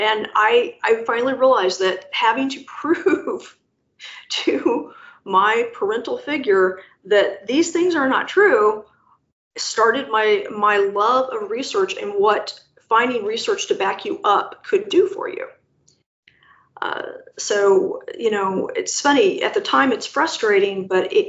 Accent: Indiana, United States; also born or lived in Arkansas; I was raised in Indiana, but it was never home

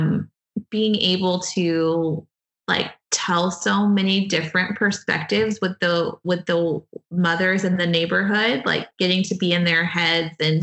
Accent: Friendswood, Texas, United States; now in Houston, United States; I grew up in a suburb of Houston and I live in Houston now

